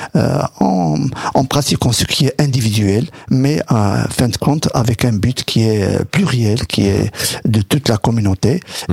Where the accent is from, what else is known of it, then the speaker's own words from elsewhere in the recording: Morocco; moved away; c'est ce que je vivais moi de mon enfance euh, au Maroc